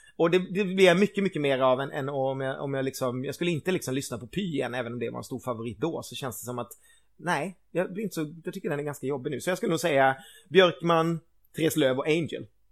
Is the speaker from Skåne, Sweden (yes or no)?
no; Gothenburg, Västra Götaland, Sweden; som stolt göteborgare